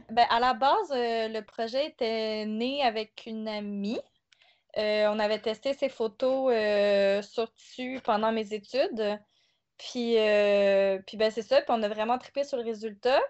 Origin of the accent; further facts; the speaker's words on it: South Shore, Quebec, Canada; moved away as an adult; now in Montreal, Canada; Originairement, je suis de la rive sud